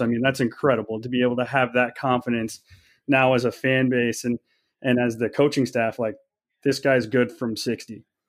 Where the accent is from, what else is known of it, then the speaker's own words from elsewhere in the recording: Kansas City, United States; now in Waterloo, United States; I live in Waterloo, Iowa. I'm um, originally from Kansas City area.